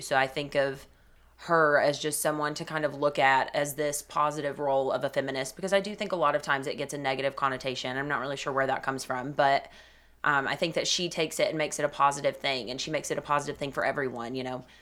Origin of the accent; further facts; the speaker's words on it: Cleveland, Tennessee, United States; I'm originally from Cleveland, Tennessee. I grew up there, lived there my entire life